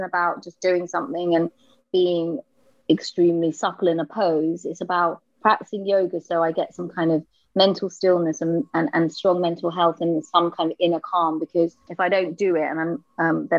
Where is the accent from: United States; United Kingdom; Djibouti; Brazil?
United Kingdom; London; I was from Camden.